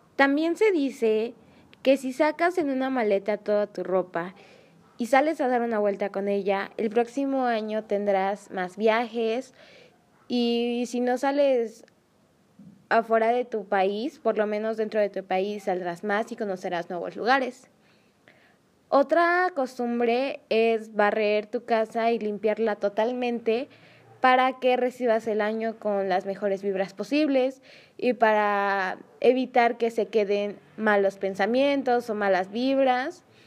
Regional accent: San Andrés Cholula, Puebla, Mexico; mi pueblo

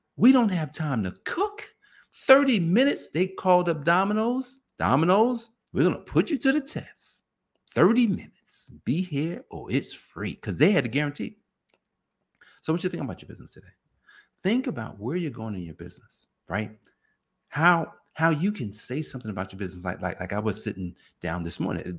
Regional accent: New Jersey, United States; I grew up in New Jersey where Italians made pizza

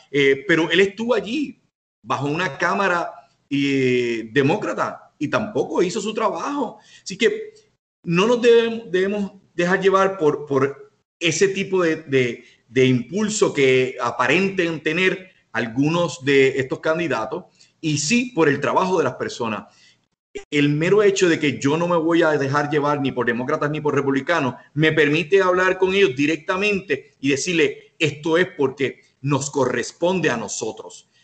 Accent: Puerto Rico; nosotros como puertorriqueños

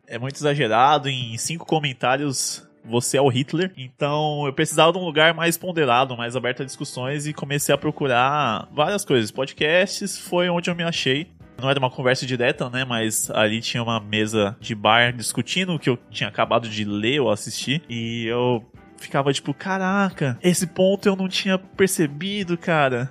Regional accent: Guarulhos, São Paulo, Brazil; eu sou de Guarulhos e eu estudo ali em São Paulo

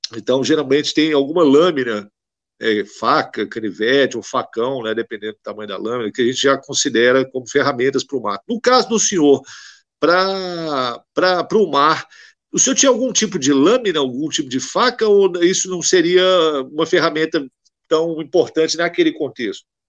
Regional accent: Minas Gerais, Brazil; eu sou de Minas Gerais, eu não sou do Rio

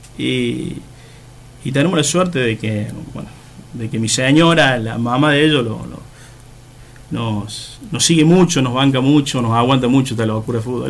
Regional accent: Oncativo, Córdoba, Argentina; moved away as an adult; now in Laguna Larga, Argentina; también soy nacido en Oncativo, sí, y después, bueno, por cuestiones de, trabajo, eh, me vine a vivir acá, en el 98.

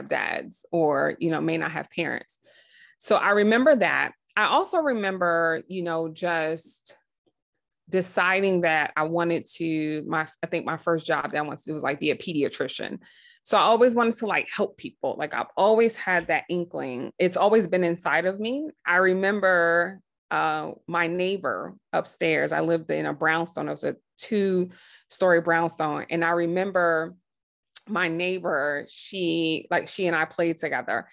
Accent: New York City, New York, United States; I grew up, I'm from Brooklyn, New York in the 80s.

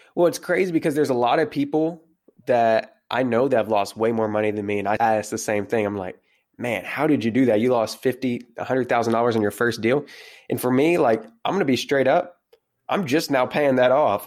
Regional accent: South Central Kentucky, United States; I am from South Central Kentucky, way out in the middle of nowhere.

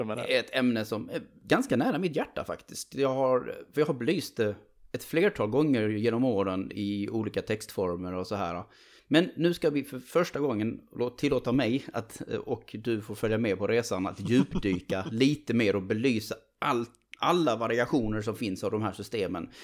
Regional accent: Sweden; som svensk

